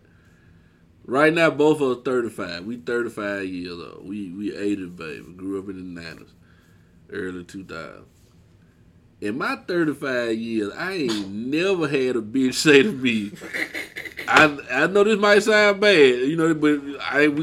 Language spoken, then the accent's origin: English; Birmingham, Alabama, United States; we are from Birmingham, Central Alabama